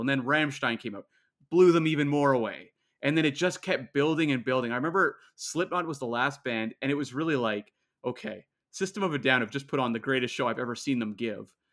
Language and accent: English; Canada; I'm Canadian